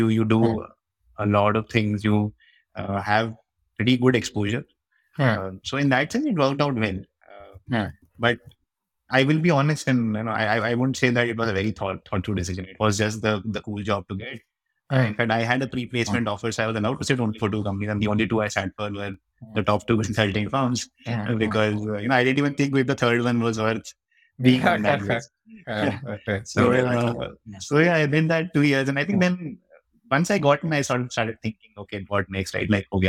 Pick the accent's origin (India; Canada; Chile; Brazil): India; Rajasthan; also born or lived in Ajmer / Kota; I grew up in Rajasthan. So I was born in Ajmer. And then my father was, you know, in a bank, so we keep moving around.